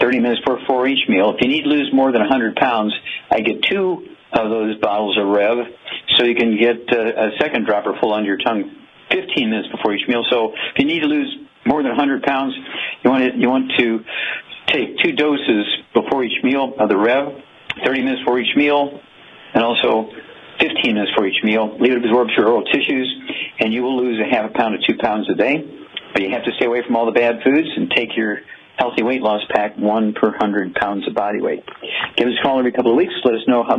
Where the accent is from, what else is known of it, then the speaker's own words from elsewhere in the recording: Missouri, United States; Missouri, my home state